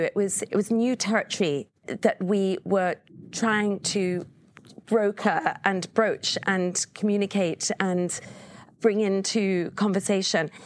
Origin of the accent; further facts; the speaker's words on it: England, United Kingdom; moved away; I, being English